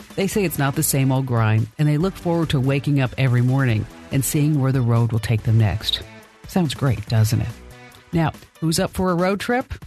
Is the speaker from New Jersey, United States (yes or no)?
yes; New Jersey, United States; I'm really from New Jersey